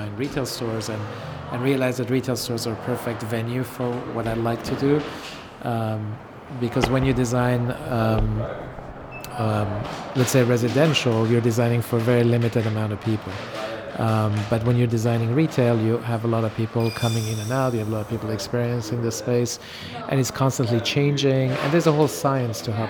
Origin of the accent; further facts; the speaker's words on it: Switzerland; moved away as an adult; also born or lived in Iran; now in Los Angeles, United States; I grew up in boarding school in Switzerland mainly for 12 years. I was born in Iran.